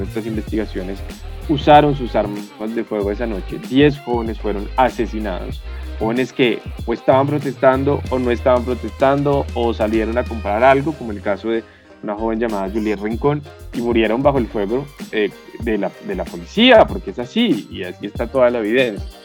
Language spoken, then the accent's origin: Spanish; Bogotá, Colombia; soy orgullosamente bogotano, con familia de otros lugares del país como el Quindío, el Tolima, el Huila